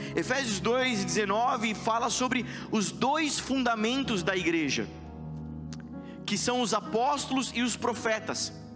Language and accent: Portuguese; Brazil; Sendo brasileiro